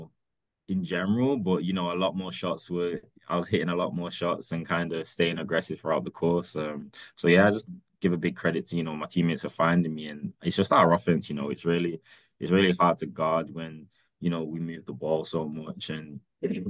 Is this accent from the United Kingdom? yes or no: yes; England, United Kingdom; now in United States; I'm this kid from England